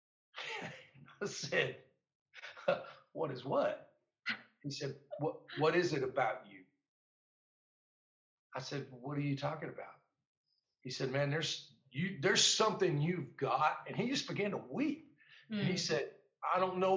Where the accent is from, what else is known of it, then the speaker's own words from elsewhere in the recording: United States; me as an American soldier